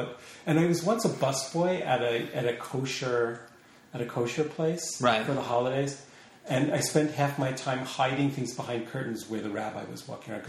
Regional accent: Long Beach, New York, United States; Long Island. And then Long Beach.

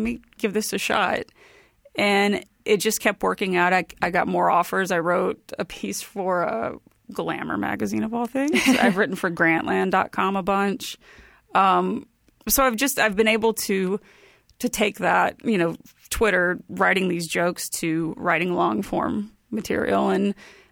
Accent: Bay City, Texas, United States; also born or lived in Huntsville, Texas; I'm from Bay City, Texas. It's just south of Houston. And it's a small

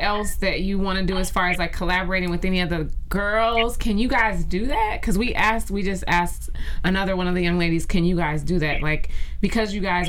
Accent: Chicago, Illinois, United States; I'm from Chicago too, and I represent and I love my Chicago

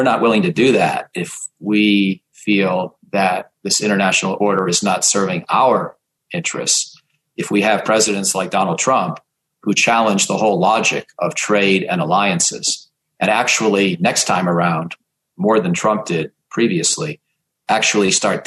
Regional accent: Georgia, United States; I was born in Georgia

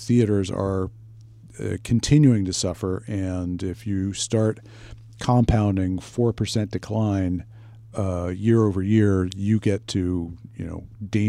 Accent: United States; I am an American.

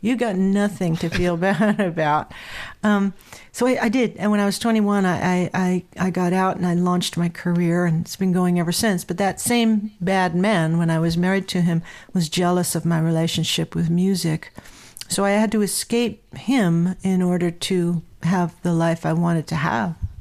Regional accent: Southern California, United States; I grew up in Southern California

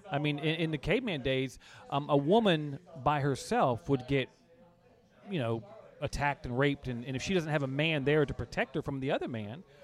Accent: East Coast, United States; Well, I'm a Navy brat, so it was up, up

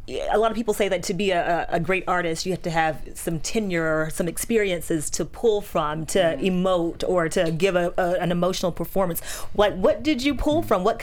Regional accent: Georgia, United States; I'm from Georgia.

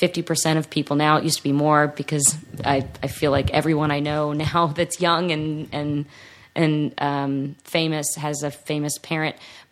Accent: Atlanta, Georgia, United States; I'm from Atlanta, so – like even when I was growing up here and working and stuff as a kid, I always went back to the East Coast.

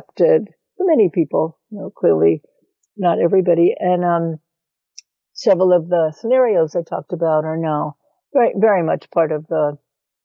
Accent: New York City, New York, United States; moved away as an adult; also born or lived in California; I grew up in New York City. Eastern European Jewish background

